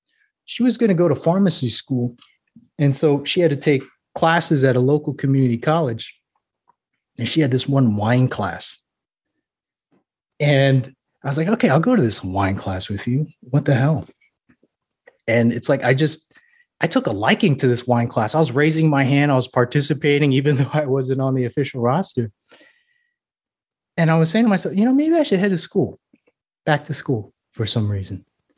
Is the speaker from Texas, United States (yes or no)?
no; Hawaii, United States; I was like, man, I could write about growing up in Hawaii. I could write about, growing up in the as a military brat.